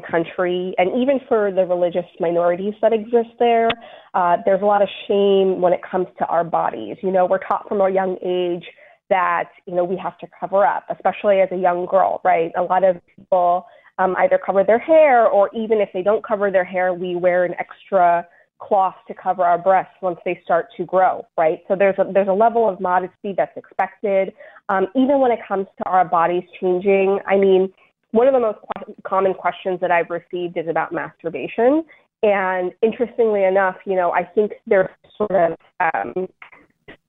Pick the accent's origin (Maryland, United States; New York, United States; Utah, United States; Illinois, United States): New York, United States; New York City; also born or lived in Bangladesh; I was born there and I came to the United States when I was a baby. So I was raised in New York City